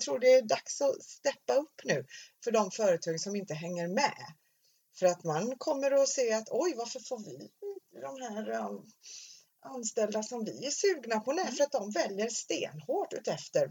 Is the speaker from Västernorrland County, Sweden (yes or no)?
no; Stenungsund, Västra Götaland, Sweden; Jag var ju uppvuxen i Stenungsund